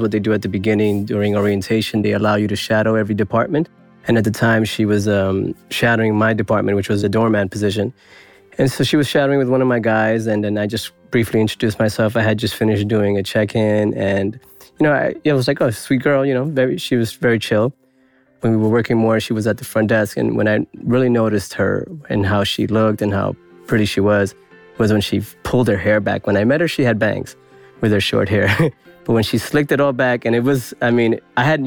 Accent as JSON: {"language": "English", "town": "New York City", "region": "New York", "country": "United States", "said": "I'm from New York City."}